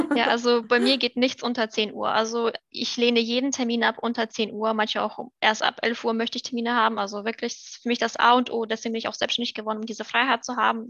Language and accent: German; Germany; first language German and Russian; moved away as an adult; also born or lived in Moldova; now in France; Ich bin eigentlich in Moldawien geboren, aber mit drei Jahren nach Deutschland ausgewandert. Das heißt an sich, beides würde ich jetzt sagen. Das heißt, meine Muttersprache ist Deutsch und Russisch.